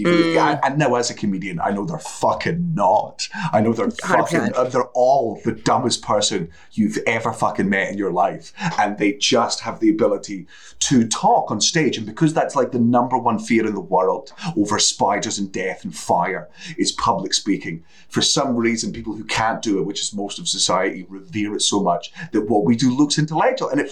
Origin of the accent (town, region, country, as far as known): Coastal Scotland, United Kingdom; born or raised there